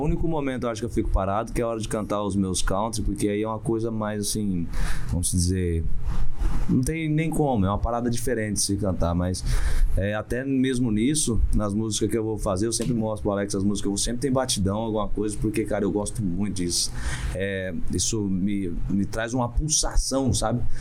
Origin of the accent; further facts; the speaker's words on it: Ivaté, Paraná, Brazil; eu sou de Ivaté, que é uma cidade que fica a 120 quilômetros do, do Paraguai